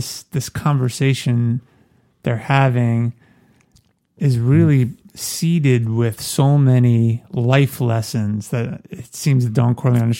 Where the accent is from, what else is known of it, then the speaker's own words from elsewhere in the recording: New York, United States; growing up in New York